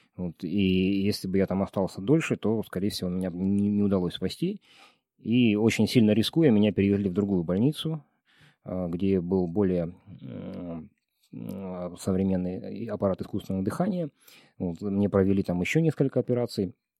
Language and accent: Russian; Dombay, Caucasus, Karachay-Cherkessia, Russia; now in Almaty, Kazakhstan; в Донбай на Кавказе, в моем ну, родном регионе